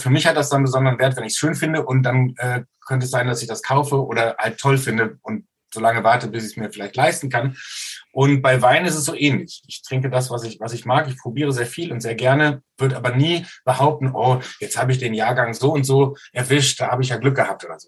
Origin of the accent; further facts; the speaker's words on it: Soest, North Rhine-Westphalia, Germany; Ich komme aus Soest in Westfalen